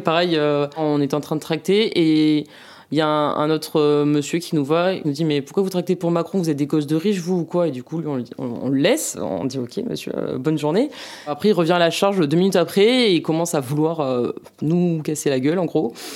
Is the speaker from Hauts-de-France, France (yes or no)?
no; Mont-de-Marsan, Nouvelle-Aquitaine, France; moved away; je viens de Mont-de-Marsan